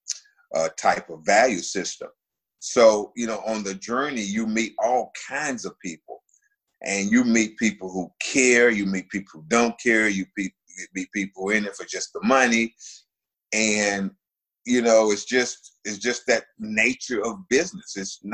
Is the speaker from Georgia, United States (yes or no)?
no; Winston-Salem, North Carolina, United States; moved away as an adult; now in Charleston, United States; Winston-Salem State, which is where my hometown is